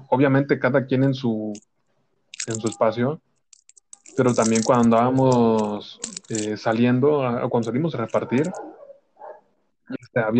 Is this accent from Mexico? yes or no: yes; Mexico; Yo soy mexicano y soy guadalupano